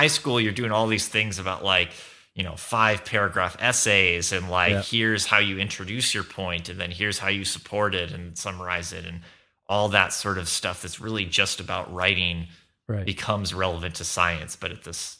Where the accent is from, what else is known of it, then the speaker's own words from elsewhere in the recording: Irvine, California, United States; I grew up in Southern California, in Irvine. I went to a Catholic school, Santa Margarita Catholic High School, in Orange County.